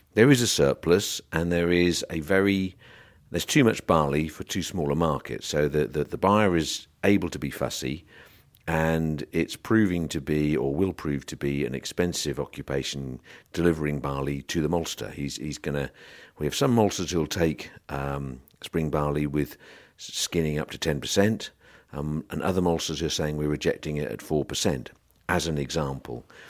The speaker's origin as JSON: {"language": "English", "area": "South Norfolk", "region": "East of England", "country": "United Kingdom", "tie": "born or raised there", "said": "I was Born in South Norfolk"}